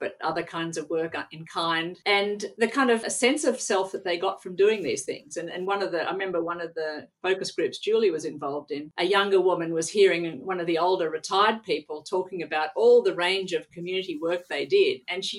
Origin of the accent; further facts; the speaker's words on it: Australia; moved away as an adult; Well, it was funny because I came from Australia having completed a degree in geography.